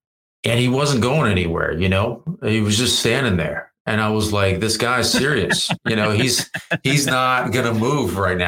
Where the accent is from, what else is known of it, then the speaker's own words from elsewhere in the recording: Virginia, United States; moved away as an adult; now in Los Angeles, United States; I moved to LA from Virginia.